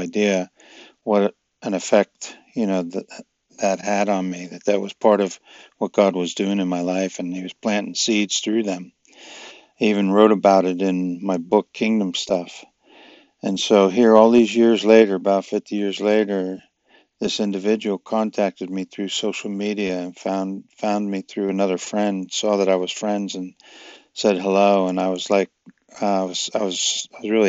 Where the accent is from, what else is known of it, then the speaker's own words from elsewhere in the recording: New York, United States; I was a lifeguard on the beach where I grew up in New York